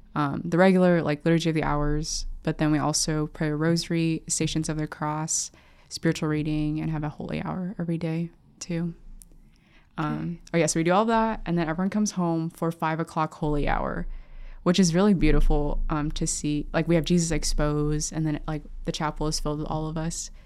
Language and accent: English; Lincoln, Nebraska, United States; growing up in Lincoln, seeing so many priests and sisters